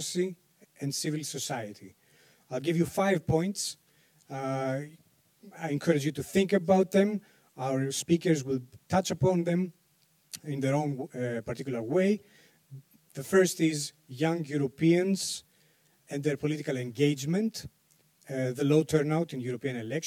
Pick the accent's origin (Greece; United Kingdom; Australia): Greece; I'm a journalist from Greece